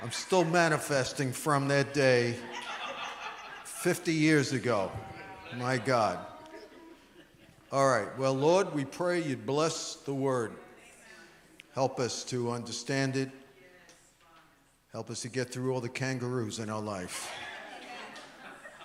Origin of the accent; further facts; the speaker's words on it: New York, United States; I'm a New Yorker